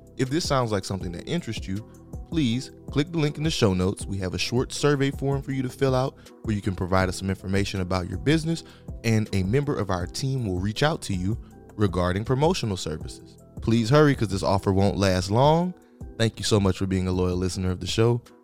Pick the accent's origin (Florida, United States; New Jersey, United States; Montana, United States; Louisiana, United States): Louisiana, United States; South; we grew up in South Louisiana